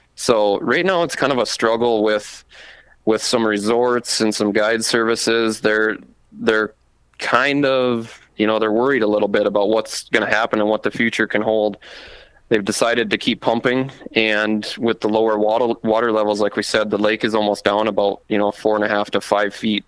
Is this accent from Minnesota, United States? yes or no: yes; Marshall, Minnesota, United States; moved away as an adult; now in East Grand Forks, United States; I moved from my hometown of Marshall, Minnesota